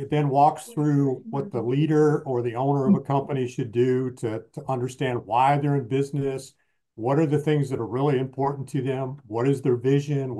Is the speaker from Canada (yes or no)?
no; Michigan, United States; grew up in the Midwest in Michigan